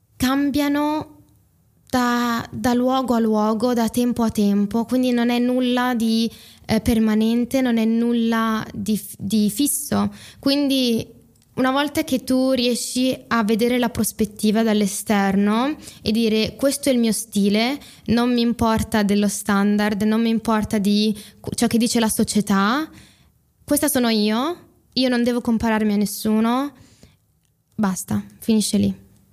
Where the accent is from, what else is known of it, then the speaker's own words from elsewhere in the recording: Italy; come me, sono cresciute in Italia, hanno fatto tutte le scuole in Italia, parlano in italiano